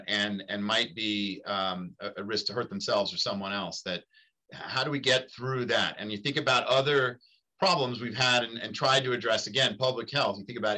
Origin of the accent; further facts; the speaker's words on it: New York City, New York, United States; close to where I grew up in Queens.